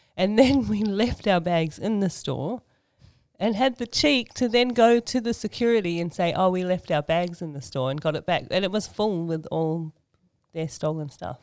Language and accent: English; Sydney, New South Wales, Australia; accent: Aussie; moved away as an adult; also born or lived in New Zealand; now in Auckland, New Zealand; I was born and raised in Sydney, Australia, and um, lived there for um, most of my life